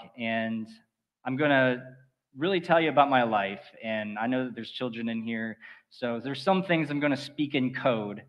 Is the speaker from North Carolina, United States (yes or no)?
no; Four Towns area, Florida, United States; I was born and raised here in the Four Towns area